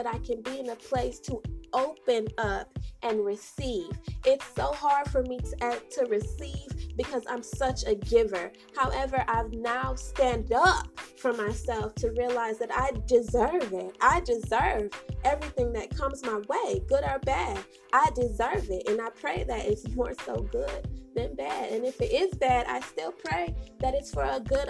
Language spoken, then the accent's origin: English; St. Kitts & Nevis; also born or lived in Bronx, New York, United States; I was raised in the beautiful islands of St. Kitts and Nevis, so big up my peoples